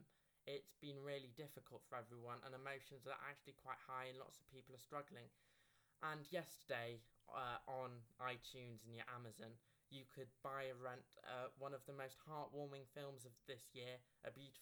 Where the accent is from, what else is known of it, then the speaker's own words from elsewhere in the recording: United Kingdom; we're both British